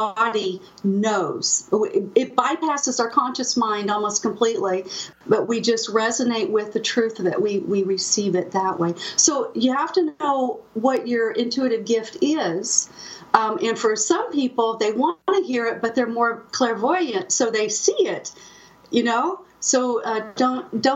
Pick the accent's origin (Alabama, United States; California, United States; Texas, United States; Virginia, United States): Texas, United States; Austin; I was a lonely, only child growing up outside Austin, Texas, overlooking Lake Travis.